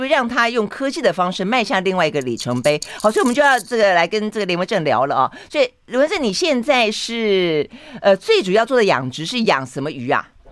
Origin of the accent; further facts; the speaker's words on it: Tainan, Taiwan; 这个台南是我老家